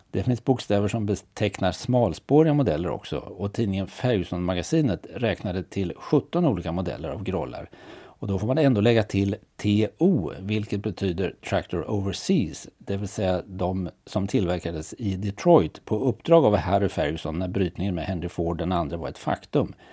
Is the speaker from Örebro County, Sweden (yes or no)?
yes; Örebro County, Sweden; Nej, jag skyller på att jag är uppväxt på Närkeslätten och 100% landkrabba så jag har inte så bra överblick över den marina sidan.